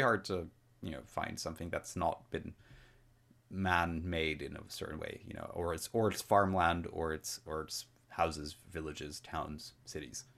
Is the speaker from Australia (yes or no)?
no; Netherlands; I am Dutch